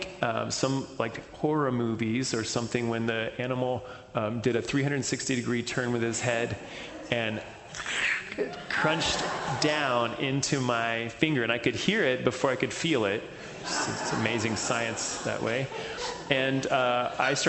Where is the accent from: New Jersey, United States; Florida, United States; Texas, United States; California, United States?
Texas, United States; I grew up in Texas